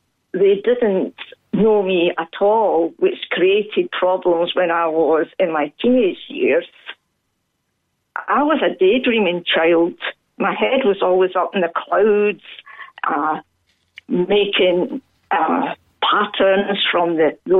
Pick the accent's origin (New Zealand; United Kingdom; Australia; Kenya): United Kingdom; a little Scottish town, Scotland; now in Ballydehob, Ireland; I come from Glasgow because many people here would not have heard of the little town I came from. But it was a typical little Scottish town